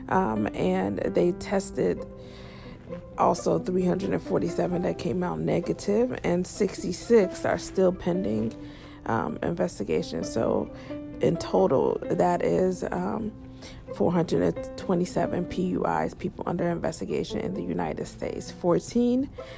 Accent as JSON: {"language": "English", "country": "Nigeria", "said": "I'm a Nigerian"}